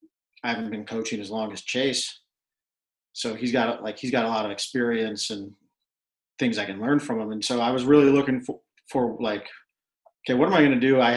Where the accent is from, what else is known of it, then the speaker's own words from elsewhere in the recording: Cleveland, Ohio, United States; moved away as an adult; And I'm from Cleveland, grew up in Cleveland, called Cleveland home my whole life.